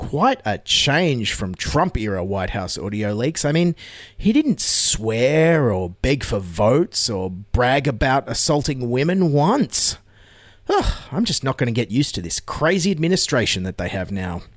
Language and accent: English; Australia; As an Australian